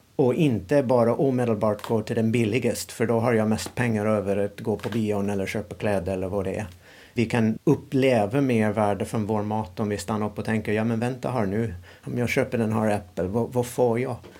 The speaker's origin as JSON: {"language": "Swedish", "country": "United States", "tie": "born or raised there", "second_language": "Swedish", "moved": "as an adult", "lives_now": "Sweden", "said": "Jag kommer från USA och eh, när jag växte upp i USA"}